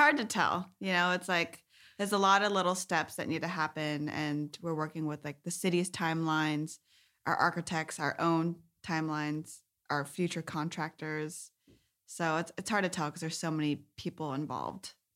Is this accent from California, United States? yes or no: yes; Sunnyvale, California, United States; I grew up in Sunnyvale, uh, in the South Bay